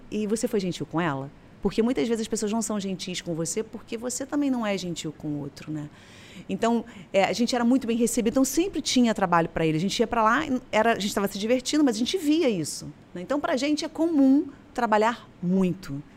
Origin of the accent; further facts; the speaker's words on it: Paracambi, Rio de Janeiro, Brazil; now in Niterói, Brazil; Eu sou do interior do estado do Rio de Janeiro, de uma cidade chamada Paracambi